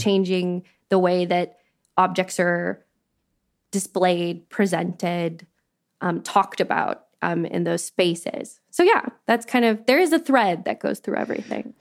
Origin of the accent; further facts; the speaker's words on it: Canada; moved away as an adult; now in London, United Kingdom; I'm not an immigrant. I grew up in Canada. I have a very Canadian experience of growing up.